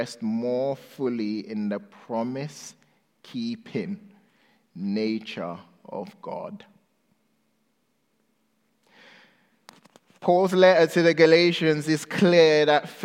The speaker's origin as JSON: {"language": "English", "country": "Ghana", "tie": "born or raised there", "said": "I was born in Ghana, West Africa. When I was 2 years old, my mom left Ghana because she got a visa to the UK and moved there. And so I was left with my grandma."}